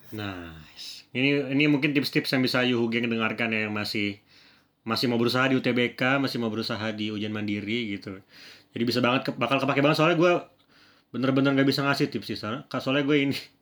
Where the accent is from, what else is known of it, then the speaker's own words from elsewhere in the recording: Bekasi, West Java, Indonesia; gue dari Bekasi dari Jawa Barat